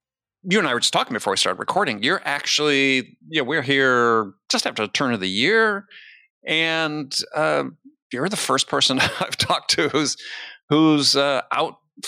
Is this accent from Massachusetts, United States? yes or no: no; Madison, Wisconsin, United States; my hometown of Madison.